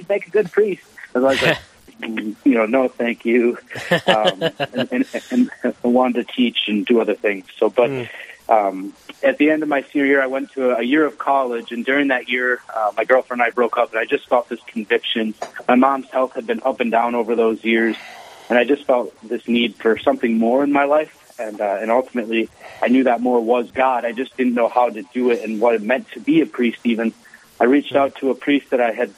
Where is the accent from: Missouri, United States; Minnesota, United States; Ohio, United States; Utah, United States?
Minnesota, United States; Owatonna; I grew up in southern Minnesota, city Owatonna